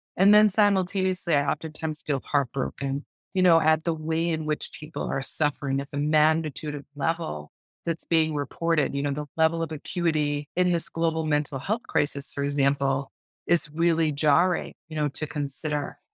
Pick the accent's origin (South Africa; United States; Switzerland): United States; Lakeville, Massachusetts; I grew up in a town called Lakeville. and. Meth in southeastern Massachusetts in the United States. It's south of Boston